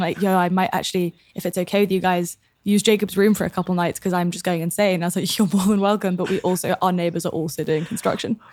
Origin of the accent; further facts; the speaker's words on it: London, United Kingdom; moved away; also born or lived in south of France; Born and raised in London.